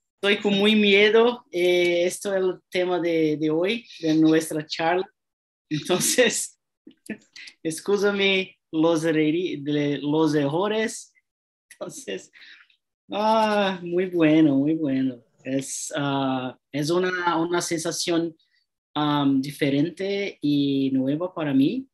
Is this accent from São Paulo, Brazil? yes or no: yes; São Paulo, Brazil; Spanish is a second language; tengo 33 años, yo soy de São Paulo